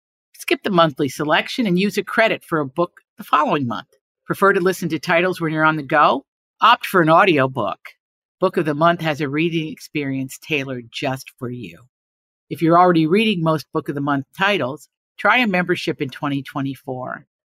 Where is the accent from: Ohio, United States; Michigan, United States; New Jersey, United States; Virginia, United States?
Virginia, United States; Big Stone Gap; a place that I assure a lot of you are tuning in from, is my home, my hometown, Big Stone Gap, Virginia.